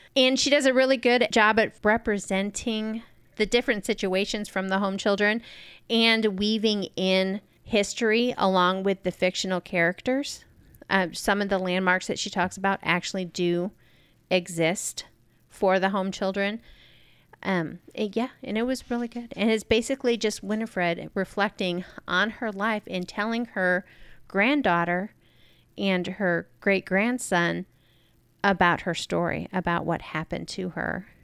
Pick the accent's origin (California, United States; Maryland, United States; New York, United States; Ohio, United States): New York, United States; moved away; the town that I grew up in in New York